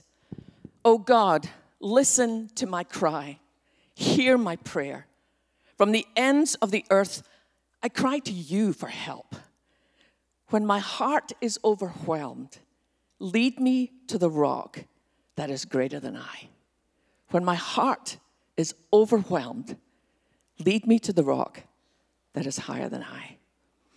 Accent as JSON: {"language": "English", "region": "west coast of Scotland", "country": "United Kingdom", "tie": "born or raised there", "moved": "yes", "lives_now": "Texas, United States", "said": "growing up in Scotland"}